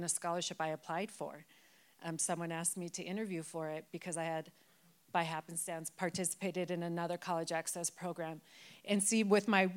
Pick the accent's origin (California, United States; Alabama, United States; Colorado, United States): Colorado, United States; Denver; I am born and raised in Denver, in West Denver. So I grew up on Federal